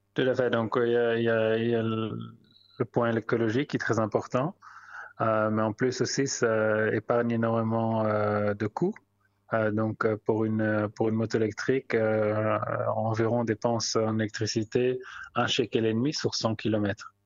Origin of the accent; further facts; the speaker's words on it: Belgium; moved away as an adult; also born or lived in London; now in Tel Aviv, Israel; je suis originaire de Belgique et après j'étais environ 8 ans à Londres. Là, ça fait 10 ans que je suis en Israël